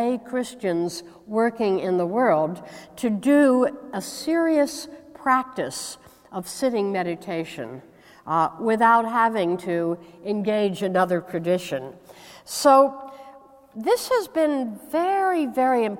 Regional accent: United States; I hail from the United States

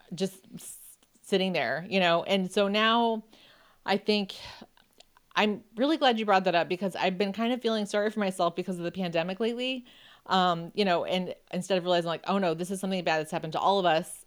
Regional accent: Buffalo, New York, United States; I grew up in Buffalo

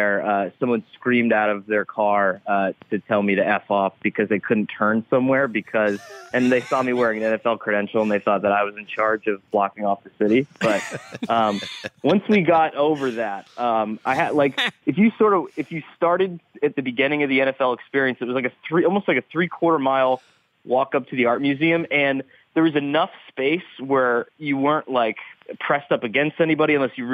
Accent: Scranton, Pennsylvania, United States; also born or lived in New Jersey; growing up in Scranton

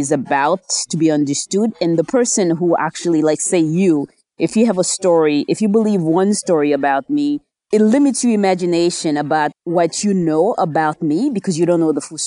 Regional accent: New Jersey, United States; also born or lived in Haiti; I was born in Haiti. I grew up in New Jersey, did junior high, high school, graduate schools in the U.S.

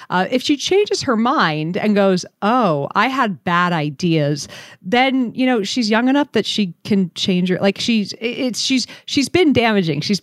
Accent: Philadelphia, Pennsylvania, United States; I come from Philly

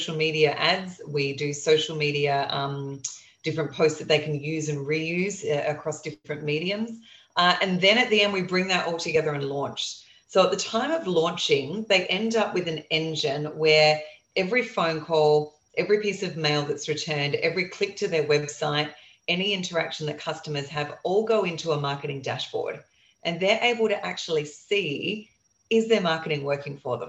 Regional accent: Australia; I'm an Aussie investing in the US

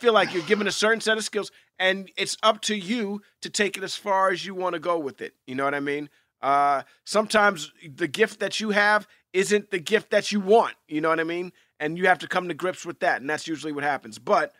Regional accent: New York, United States; I grew up in Hell's Kitchen, New York, and on 42nd between 9th and 10th Avenue, there was this whole theater complex, this theater thing called Theater Row

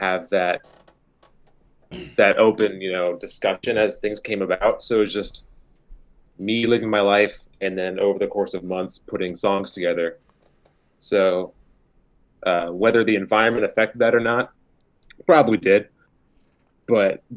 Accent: Juneau, Alaska, United States; born or raised there; moved away as an adult; now in Seattle, United States

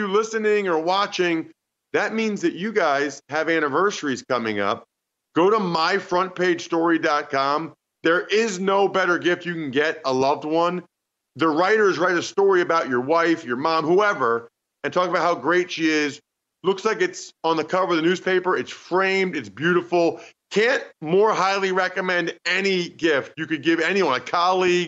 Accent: Reading, Pennsylvania, United States; I'm from Reading, Pennsylvania

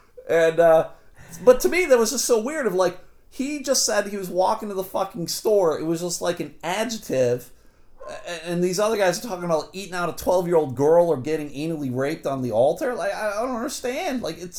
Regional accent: Michigan, United States; I just want to remind you, I'm the guy from Michigan. You know, I don't have any people.

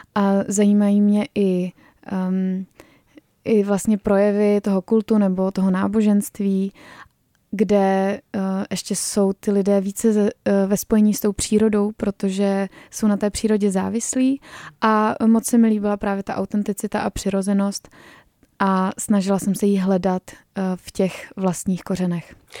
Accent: Czechia; že jsme Češi

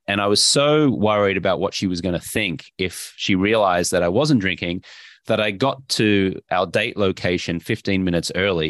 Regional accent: Brisbane, Queensland, Australia; moved away as an adult; also born or lived in Austin, Texas; I grew up in Brisbane, Australia

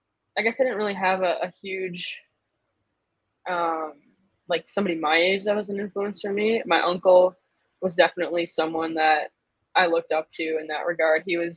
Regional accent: Michigan, United States; I'm from Michigan.

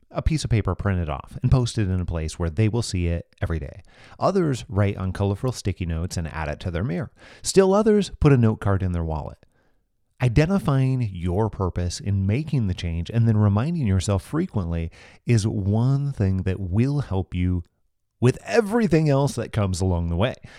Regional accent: Moses Lake, Washington, United States; my hometown, Moses Lake, Washington, where my family and I currently live

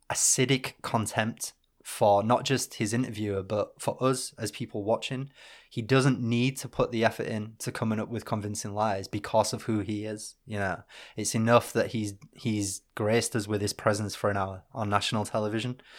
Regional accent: Northern England, United Kingdom; being British and Northern

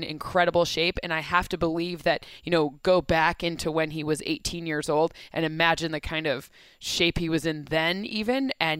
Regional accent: East Lansing, Michigan, United States; My home.

